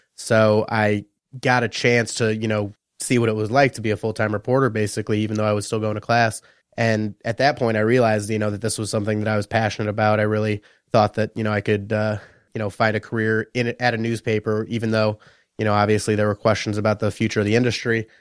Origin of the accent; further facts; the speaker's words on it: Minneapolis, Minnesota, United States; moved away as an adult; also born or lived in New Orleans, Louisiana; now in Detroit, United States; I was born in New Orleans. Um, and then when I was about eight years old, uh, moved up to Minneapolis